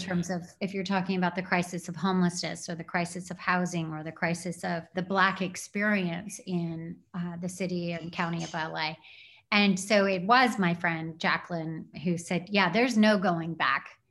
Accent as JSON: {"language": "English", "town": "Sierra Madre", "region": "California", "country": "United States", "tie": "born or raised there", "said": "I grew up until ninth grade in Sierra Madre in the San Gabriel Valley"}